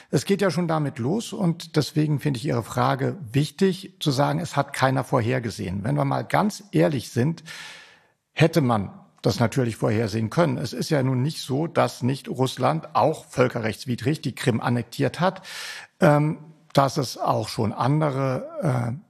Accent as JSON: {"language": "German", "region": "Rhineland-Palatinate", "country": "Germany", "tie": "born there", "said": "Geboren bin ich in der Pfalz, ehe es weiter südlich ging."}